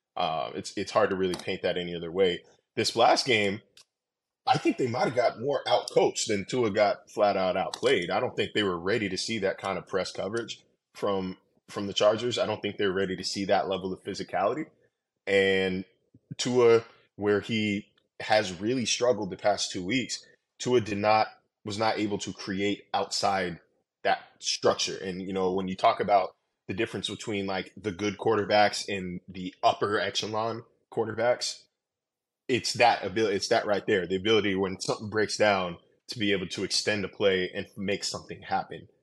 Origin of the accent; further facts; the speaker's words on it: Sacramento, California, United States; moved away; So, I grew up in California. I grew up in Sacramento.